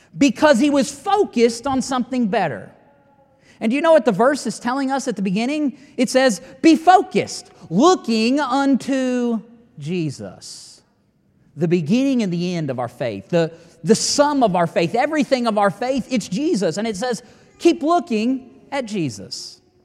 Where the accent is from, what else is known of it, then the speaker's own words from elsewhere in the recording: United States; I'm an American as well